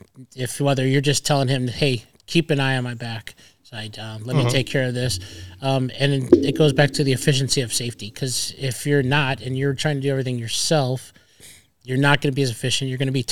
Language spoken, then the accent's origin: English; Midwest, United States; now in Arizona, United States; I come from the Midwest, which is total station.